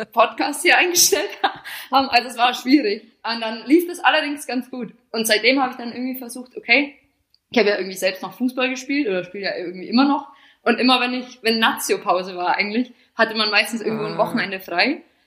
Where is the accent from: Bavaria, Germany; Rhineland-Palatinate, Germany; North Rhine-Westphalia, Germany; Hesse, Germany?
Bavaria, Germany; moved away as an adult; also born or lived in England; now in Milan, Italy; das habe ich dann so ein bisschen in meiner Heimat gemacht, also so von Bayern